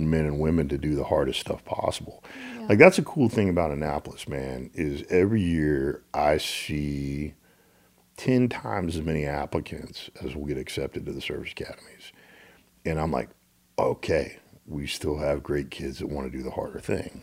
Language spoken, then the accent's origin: English; Little Rock, Arkansas, United States; when I grew up in Little Rock, Arkansas